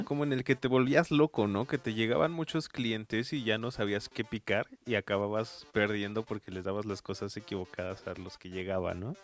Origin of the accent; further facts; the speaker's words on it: Mexico; aquí en nuestros países ranchos mágicos, como lo es México